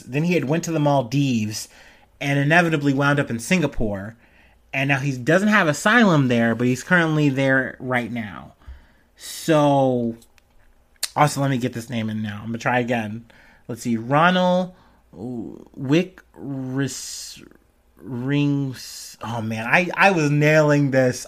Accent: United States; as an American

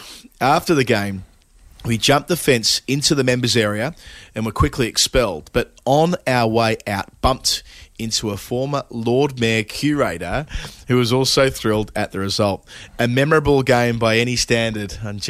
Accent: Pakistan; I come from Pakistani culture.

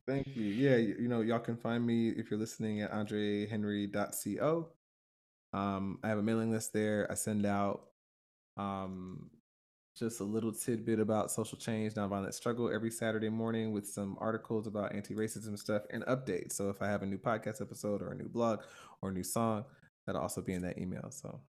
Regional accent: Stone Mountain, Georgia, United States; my church growing up in Stone Mountain, Georgia

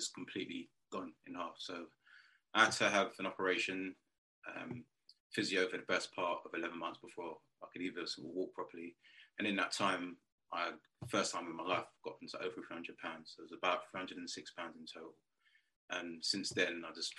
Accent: Romford, London, United Kingdom; I'm currently from London, England, just this place called Romford, just outside Essex, where I'm coming from.

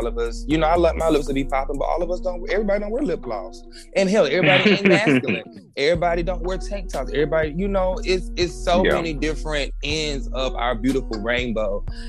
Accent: North Carolina, United States; I told them I was from North Carolina. I'm country.

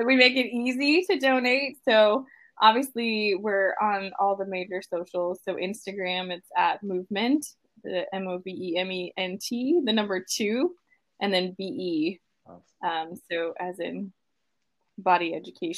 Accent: Midwest, United States; growing up in the Midwest

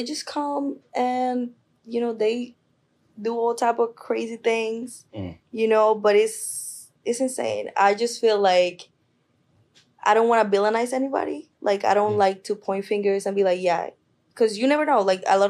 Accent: Colombia; moved away; So I'm from Colombia.

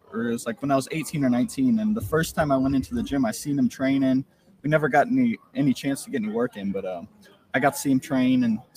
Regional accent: St. Louis, Missouri, United States; met him a few times growing up in St. Louis

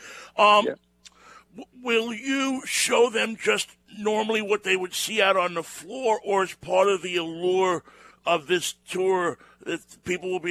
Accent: New York, United States; now in Seattle, United States; my hometown in New York

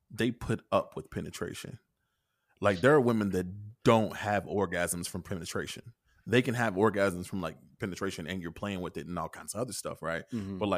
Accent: Kentucky, United States; I'm from Kentucky.

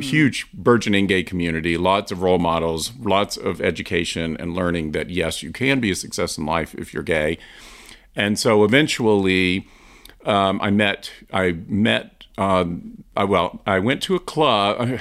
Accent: Asheville, North Carolina, United States; I grew up in the South, in Asheville, North Carolina

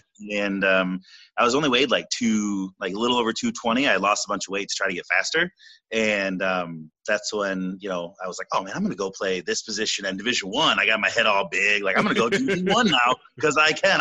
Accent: Traverse City, Michigan, United States; I spent a year back in my hometown in Traverse City at a junior college.

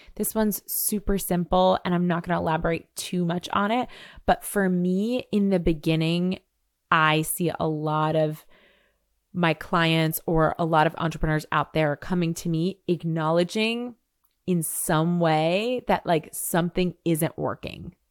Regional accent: New York, United States; also born or lived in Seville, Spain; I'm a New Yorker

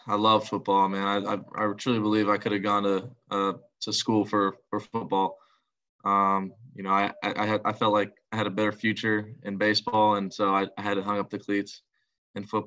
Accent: Longwood, Florida, United States; moved away as an adult; I'm from Longwood, Florida. Went to Lake Mary High School.

